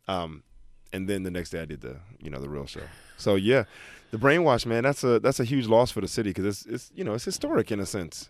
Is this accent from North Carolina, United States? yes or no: no; Alabama, United States; moved away as an adult; also born or lived in Detroit, Michigan; born in Detroit, raised in Alabama.